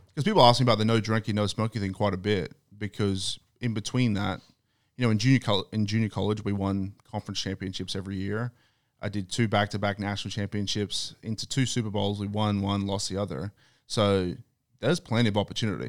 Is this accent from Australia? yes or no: yes; Australia; moved away; I'm from Australia.